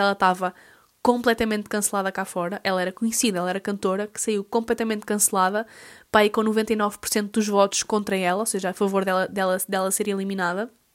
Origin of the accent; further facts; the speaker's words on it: Portugal; a nós enquanto portugueses